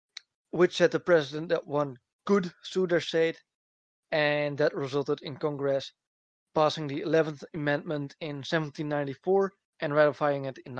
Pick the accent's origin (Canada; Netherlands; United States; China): Netherlands